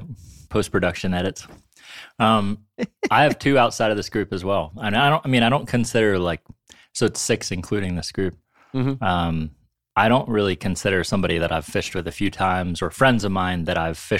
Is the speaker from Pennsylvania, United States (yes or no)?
yes; Warren, Pennsylvania, United States; when I was a kid in Warren growing up on the Allegheny